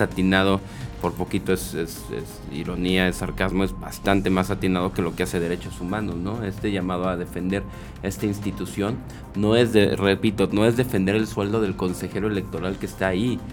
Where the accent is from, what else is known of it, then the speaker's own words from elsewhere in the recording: Mexico; como mexicano